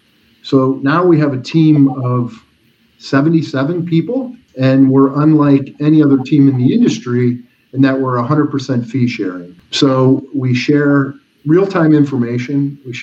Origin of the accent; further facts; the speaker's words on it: Midwest, United States; moved away as an adult; also born or lived in Chicago; now in Philadelphia, United States; I grew up in the Midwest, and I thought I'd come to Philadelphia and move back to Chicago. One of the reasons I stayed is look at the density of the Northeast.